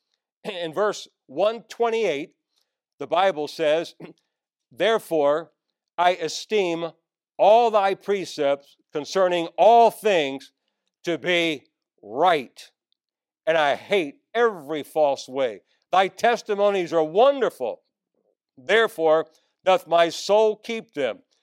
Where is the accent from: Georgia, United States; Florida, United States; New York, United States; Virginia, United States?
Virginia, United States; Northern; I grew up in Northern Virginia, right outside of Washington, D.C., right across the river.